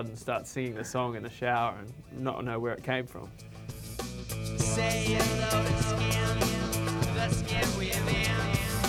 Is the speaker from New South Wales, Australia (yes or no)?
yes; Coffs Harbour, New South Wales, Australia; now in New York, United States; I was in Coffs Harbour in Australia, the Big Banana.